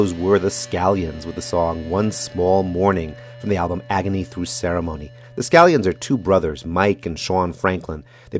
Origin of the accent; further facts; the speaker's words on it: Jerusalem, Jerusalem District, Israel; We started that set with … from Jerusalem, my hometown.